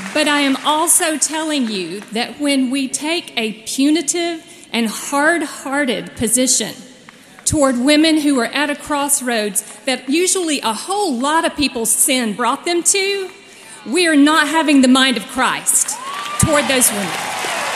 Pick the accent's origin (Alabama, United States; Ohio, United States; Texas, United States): Alabama, United States; Dothan; my hometown of Dothan, Alabama